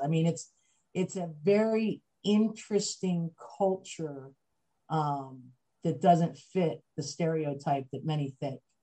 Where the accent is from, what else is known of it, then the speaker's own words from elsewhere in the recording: Macungie, Pennsylvania, United States; I grew up in Pennsylvania um, and small, small town, Pennsylvania, town called Macungie